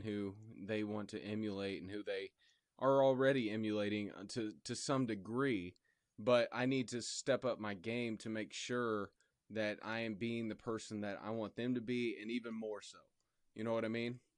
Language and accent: English; Indianapolis, Indiana, United States; also born or lived in Illinois; I'm from Indianapolis, but my grandparents were from Virginia.